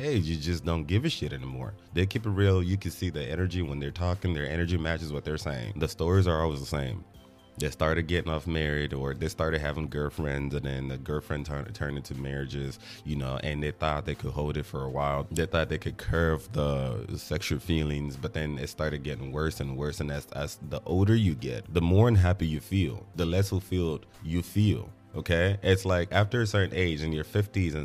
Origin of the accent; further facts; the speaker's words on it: Nigeria; As a Nigerian, I went to church every weekend.